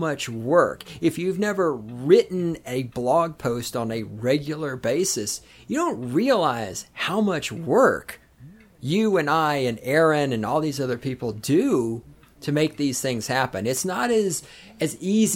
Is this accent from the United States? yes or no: yes; the South, Southern United States, United States; accent: Southern; now in Colorado, United States; I am a Southerner